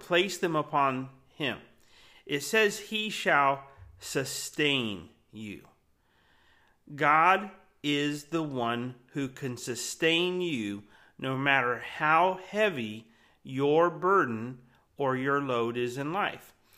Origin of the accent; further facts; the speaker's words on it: Florida, United States; I grew up in Florida.